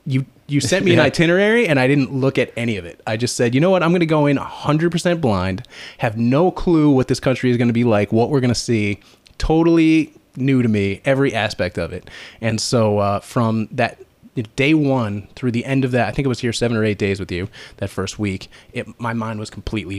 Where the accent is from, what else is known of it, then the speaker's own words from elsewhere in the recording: Long Island, New York, United States; moved away as an adult; now in Boston, United States; Yeah. I grew up in New York on Long Island and came to Boston when I was 18 to go to college